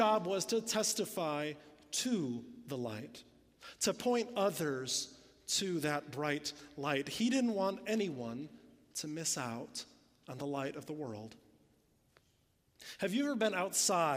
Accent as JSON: {"language": "English", "region": "Illinois", "country": "United States", "moved": "yes", "said": "I'm from Illinois. We didn't even have hills there"}